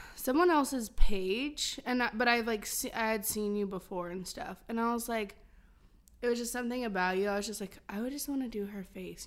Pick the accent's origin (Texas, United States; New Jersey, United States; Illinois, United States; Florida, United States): Illinois, United States; moved away; I'm from Illinois and I've only been to Chicago, like, twice